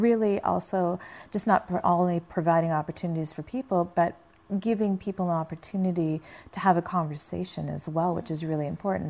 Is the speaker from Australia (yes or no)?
no; Canada; moved away as an adult; now in Los Angeles, United States; I grew up in Canada